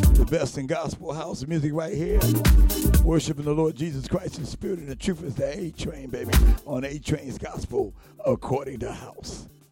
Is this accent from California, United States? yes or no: no; New York, United States; we grew up together in New York